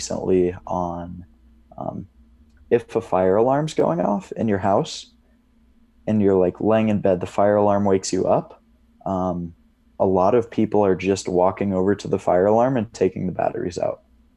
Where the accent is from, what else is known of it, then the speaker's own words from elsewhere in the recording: Indiana, United States; moved away; also born or lived in Colorado; from Indiana, and then I just got out here maybe a week ago